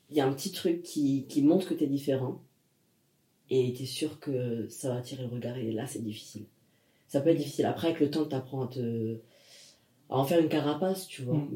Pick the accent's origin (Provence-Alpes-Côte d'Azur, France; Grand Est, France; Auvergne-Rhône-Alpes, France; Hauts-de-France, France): Grand Est, France; Nancy; Parce que d'où je venais, bon, c'était quelque chose de... Tu viens d'où du coup Nancy.